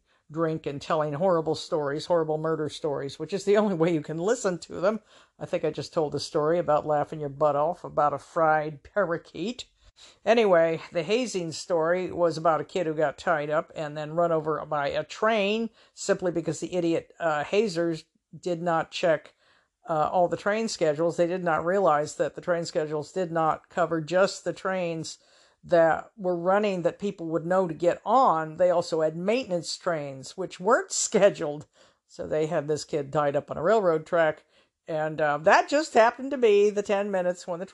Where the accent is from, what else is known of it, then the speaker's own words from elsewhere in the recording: Everett, United States; moved away; up in my hometown of Everett